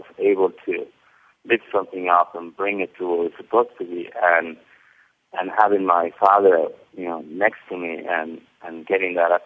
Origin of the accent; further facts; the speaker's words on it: Cuernavaca, Morelos, Mexico; also born or lived in Mexico City; I grew up in Mexico City, and then when I was 4 years old, I moved to Cuernavaca, Mexico, which is a town in the outskirts of Mexico City.